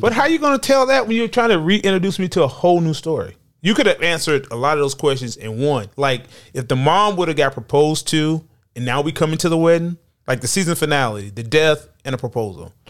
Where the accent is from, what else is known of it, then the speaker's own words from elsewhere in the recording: the South, United States; I'm from the South.